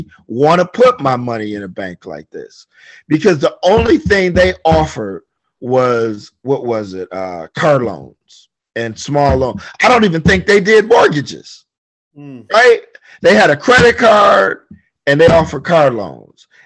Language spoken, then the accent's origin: English; Detroit, Michigan, United States; I'm born and raised in Detroit